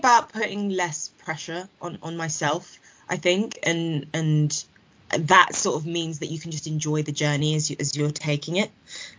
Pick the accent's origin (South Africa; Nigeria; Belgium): Nigeria; Jollof rice, because I am a Nigerian, and who doesn't love jollof rice?